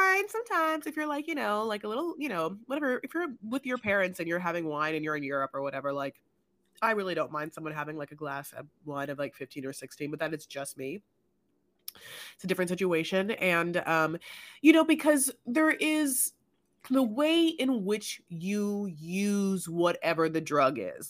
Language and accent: English; Newport Beach, California, United States; now in Los Angeles, United States; I grew up in Newport